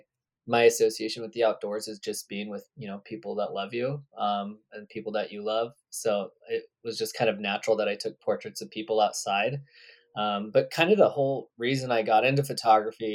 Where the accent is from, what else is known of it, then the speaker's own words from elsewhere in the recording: Redding, California, United States; I grew up in a town called Redding, California.